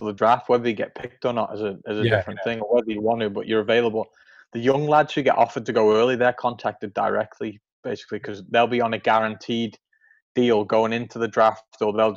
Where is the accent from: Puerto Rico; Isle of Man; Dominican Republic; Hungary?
Isle of Man; born or raised there; moved away as an adult; also born or lived in Kansas City, United States; now in Nashville, United States